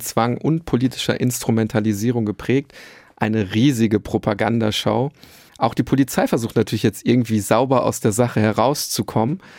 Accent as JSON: {"language": "German", "town": "Bielefeld", "region": "North Rhine-Westphalia", "country": "Germany", "tie": "born or raised there", "said": "Ich komme aus der Stadt, die es nicht gibt, Bielefeld"}